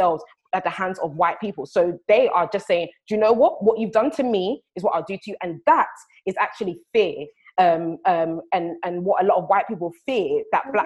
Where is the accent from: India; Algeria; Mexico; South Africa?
South Africa; me as a South African